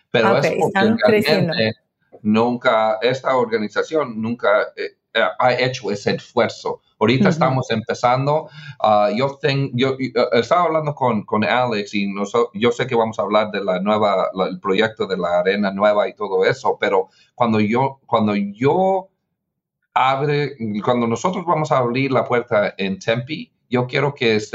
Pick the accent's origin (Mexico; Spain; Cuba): Mexico; now in United States; porque yo soy latino, porque yo soy mexicano